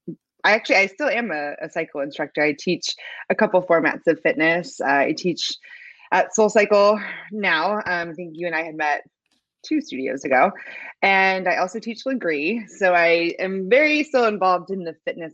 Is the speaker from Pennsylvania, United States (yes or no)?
yes; Pennsylvania, United States; moved away as an adult; now in Houston, United States; I'm originally from Pennsylvania